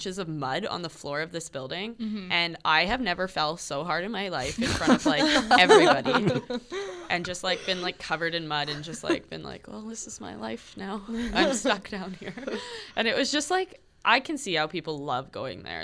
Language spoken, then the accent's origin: English; Calgary, Alberta, Canada; moved away as an adult; also born or lived in Winnipeg, Manitoba; now in Manitoba, Canada; I'm from Calgary.